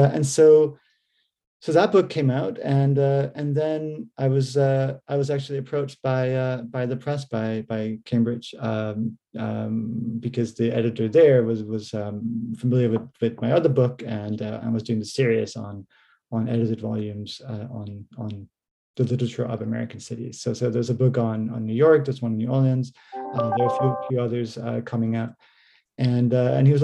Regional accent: Denmark; moved away as an adult; also born or lived in United States / Canada; now in Norwich, United Kingdom; I'm originally from Denmark, but went to university and did my PhD in the US and Canada

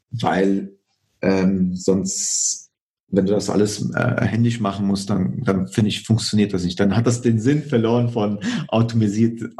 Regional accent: Poland; now in Germany; Ich komme ursprünglich aus Polen, deswegen passt das von der Kommunikation her.

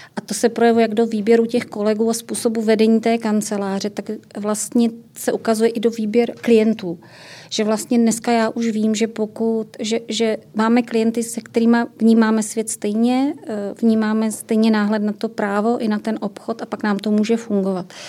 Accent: Ostrava region, Moravian-Silesian Region, Czechia; já jsem z Ostravska

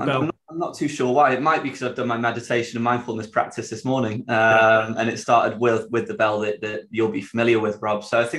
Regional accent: Sheffield, Yorkshire and the Humber, United Kingdom; accent: Yorkshire; I'm from Sheffield

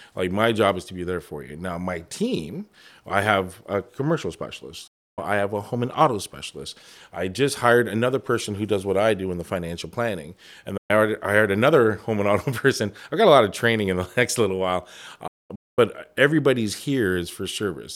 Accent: Toronto, Ontario, Canada; moved away as an adult; now in Windsor, Canada; I'm Chinese Jamaican. I grew up in Toronto

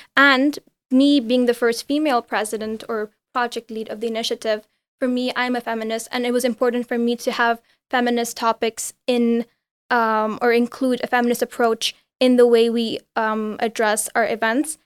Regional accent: Geneva, Switzerland; also born or lived in India; I'm from India originally. I grew up in Geneva.

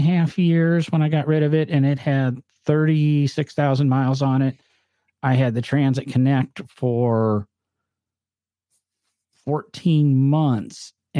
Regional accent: the North, United States; accent: northern; And somebody's going to harass me because I guess I say comfortable weird, but that's my northern accent.

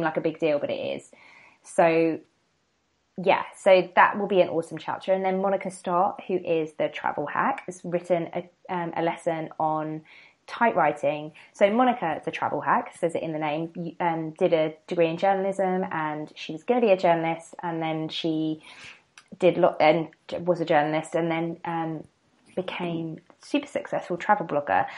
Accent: the seaside in Kent, South East England, United Kingdom; moved away as an adult; also born or lived in London; I'm from um, the seaside um, in Kent.

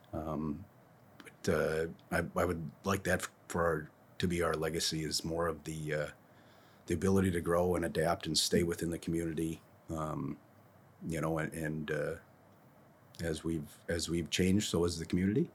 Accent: Monticello, Minnesota, United States; I went to school in town here.

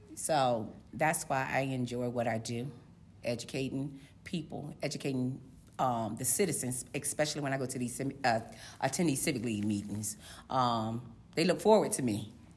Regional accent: Portsmouth, Virginia, United States; now in Chesapeake, United States; am a native of Portsmouth, Virginia, born and raised in Portsmouth, Virginia

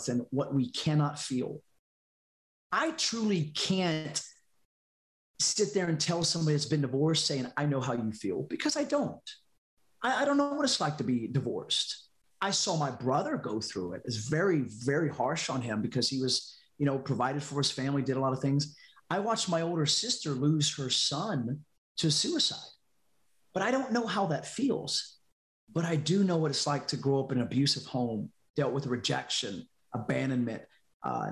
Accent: North Carolina, United States; moved away as an adult; now in Louisiana, United States; I moved to out of North Carolina, out of my hometown, and to Louisiana

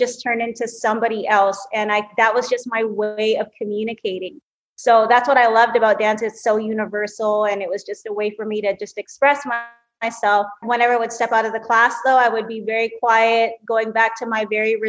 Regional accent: Vancouver, British Columbia, Canada; I am actually a Canadian. So I was born and raised in Vancouver, Canada

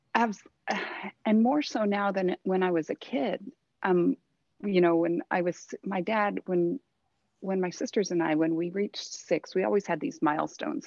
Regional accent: Thousand Oaks, California, United States; also born or lived in Santa Monica, California / Mammoth, California / Reno, Nevada; I was born down here in Southern California. Um, I actually grew up in Thousand Oaks

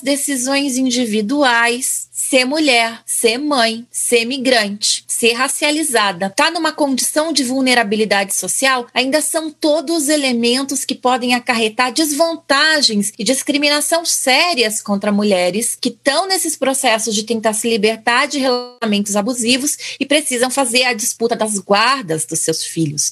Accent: Brazil; moved away; nós somos mulheres brasileiras no exterior

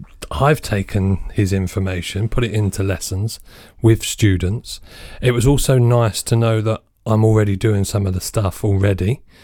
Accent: United States; You know, I'm from the States, so again, a different perspective on driving.

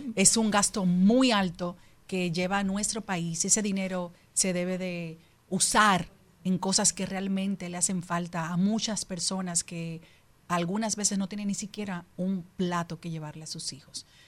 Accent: Dominican Republic; como dominicana

